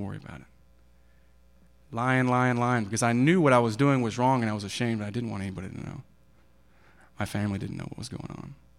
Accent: Kansas City, Missouri, United States; also born or lived in Maud, Texas; I was born in Maud, Texas. It's in Bowie County

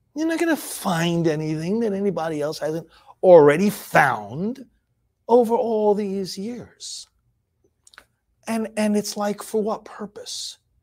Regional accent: New York, United States; moved away; I'm originally from New York.

